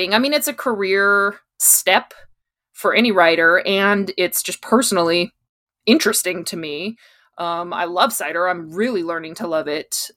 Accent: East Coast, United States; moved away as an adult; also born or lived in Richmond, Virginia; now in San Diego, United States; I grew up on the East Coast

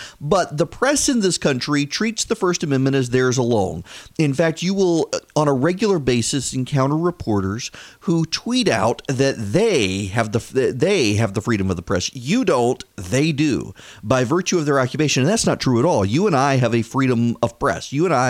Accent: Louisiana, United States; also born or lived in Dubai; now in Georgia, United States; I grew up in Louisiana, and when we would come home during the summer from Dubai, it was perfectly legal to buy fireworks in Louisiana.

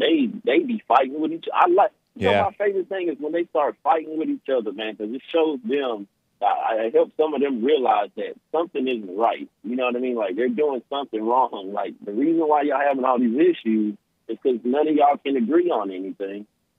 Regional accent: California, United States; born there; accent: country; I sound country, but I was born in California, so.

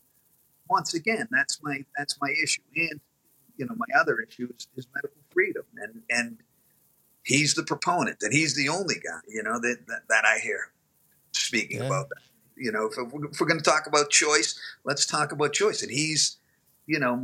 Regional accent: Boston, Massachusetts, United States; I'm Irish Catholic guy from Boston

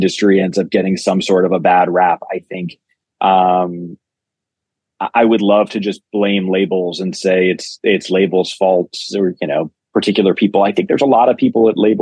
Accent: New York City, New York, United States; I grew up in New York City

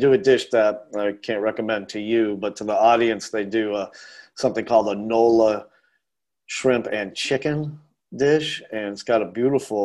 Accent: Boston, Massachusetts, United States; moved away as an adult; now in Asheville, United States; growing up in Boston

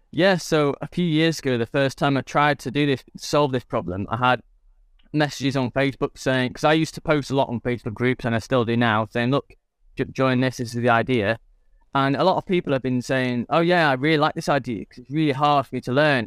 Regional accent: England, United Kingdom; I'm English

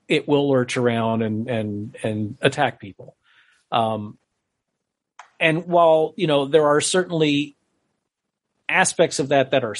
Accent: Connecticut, United States; moved away; I'm originally from Connecticut

